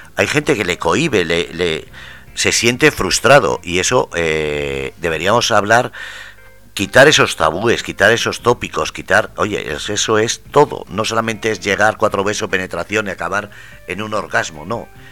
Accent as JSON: {"language": "Spanish", "area": "Ermua", "region": "Basque Country", "country": "Spain", "tie": "born or raised there", "said": "mi pueblo, en Nermua"}